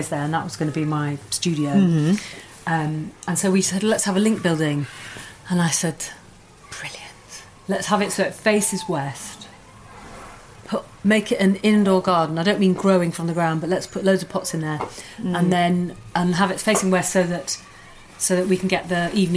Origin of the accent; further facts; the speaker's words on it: Yorkshire and the Humber, United Kingdom; I grew up in Yorkshire, East Yorkshire